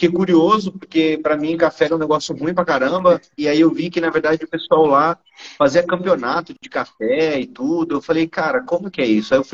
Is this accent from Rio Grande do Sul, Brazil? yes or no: no; Santos, São Paulo, Brazil; e eu sou de Santos, é, o litoral de São Paulo. É o maior porto também da América Latina.